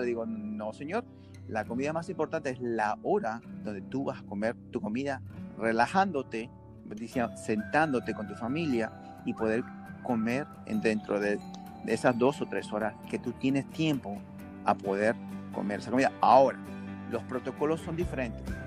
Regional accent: Peru; now in United States; yo soy peruano

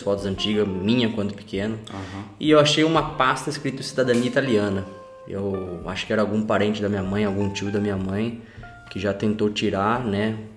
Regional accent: Araras, São Paulo, Brazil; moved away as an adult; also born or lived in Italy; now in London, United Kingdom; Sou do interior de São Paulo, a cidade de Araras.

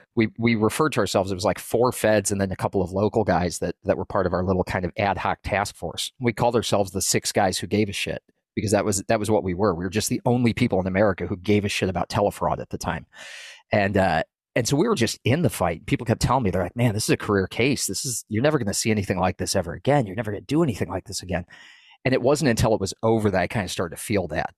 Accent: New England, Maine, United States; moved away as an adult; I grew up in New England. I moved down twenty-six hundred miles from Maine to work on the, the southern border

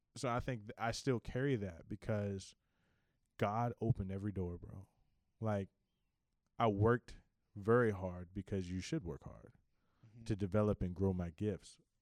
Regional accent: Richmond, Virginia, United States; I am from Richmond, Virginia, born and raised all my life.

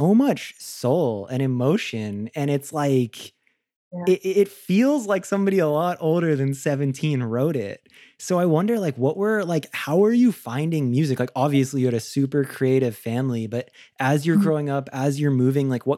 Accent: Florida, United States; I'm from Florida too

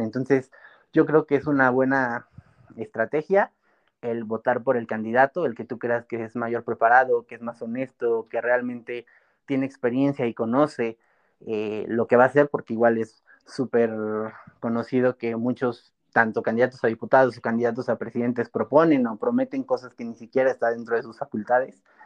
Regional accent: Mexico; also born or lived in Pachuca, Hidalgo; todavía no estamos preparados como cultura mexicana, como población de México

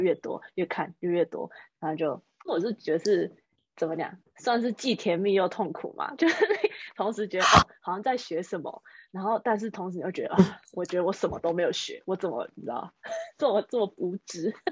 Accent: Taiwan; moved away as an adult; now in United States; 我们台湾人

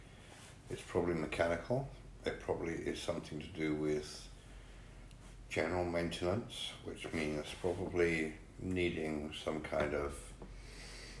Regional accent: England, United Kingdom; Being an Englishman

